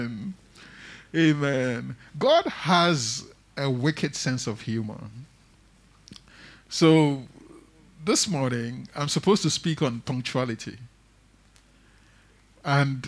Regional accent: Tema, Greater Accra, Ghana; I grew up in Tema

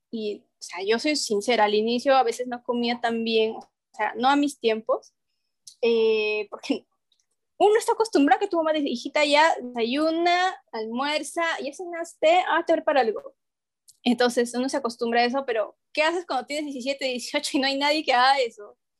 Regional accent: Huancayo, Junín, Peru; moved away; veníamos de una familia grandota en, mi Huancayo, que es mi tierra natal

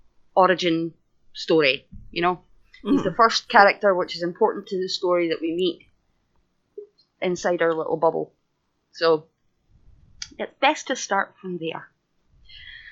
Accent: Scotland, United Kingdom; I'm Scottish.

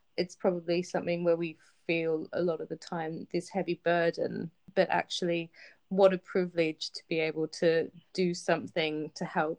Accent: Australia; now in London, United Kingdom; growing up in Australia

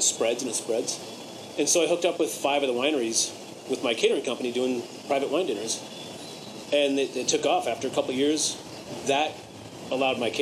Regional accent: New Hampshire, United States; moved away; The house I grew up in New Hampshire, my parents worked with the contractor and built

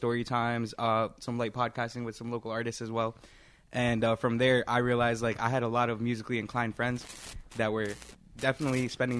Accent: New Jersey, United States; moved away; No, I'm from New Jersey.

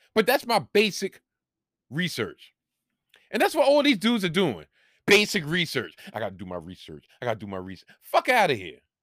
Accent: New York, United States; here in my home state, in my home city in New York

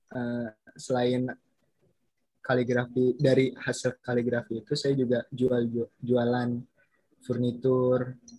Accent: Bekasi, West Java, Indonesia; Asal mm, planet Bekasi

